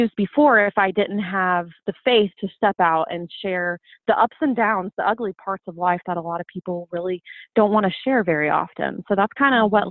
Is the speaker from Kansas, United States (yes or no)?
no; Ohio, United States; I've been born and raised in Ohio my whole life